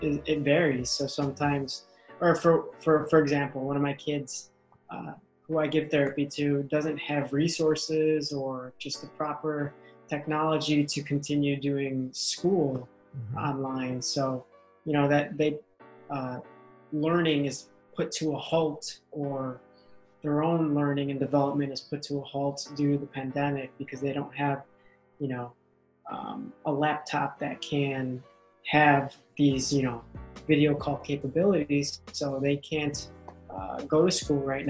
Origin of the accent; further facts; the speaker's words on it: Chicago, Illinois, United States; first language English; I was born here in Chicago. My family, my mom and dad, are from the Philippines, so I'm first generation American